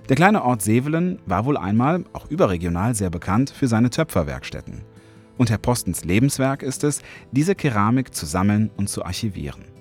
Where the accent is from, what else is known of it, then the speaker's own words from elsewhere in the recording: Cologne, North Rhine-Westphalia, Germany; ich bin Kölner, ne?